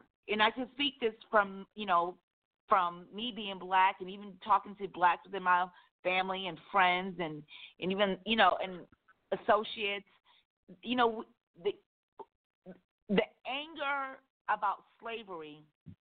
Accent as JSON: {"language": "English", "country": "United States", "said": "I am black, I'm African American"}